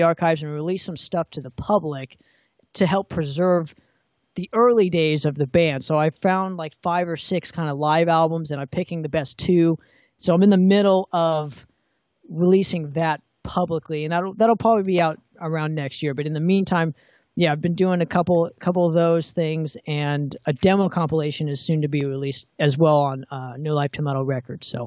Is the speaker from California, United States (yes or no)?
yes; Orange County, California, United States; I'm particularly from Orange County.